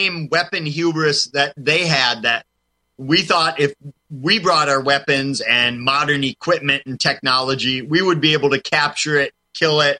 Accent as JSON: {"language": "English", "region": "Wisconsin", "country": "United States", "tie": "born or raised there", "said": "my home state of Wisconsin, because I grew up in a town not too far from one of the three UFO capitals of the world that we have in our state"}